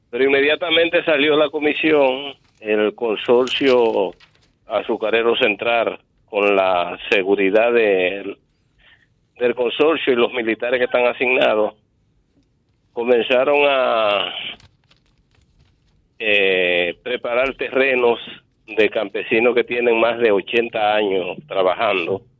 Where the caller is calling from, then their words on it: Los Mameyes, Distrito Nacional, Dominican Republic; buenas tardes … de los Mameyes.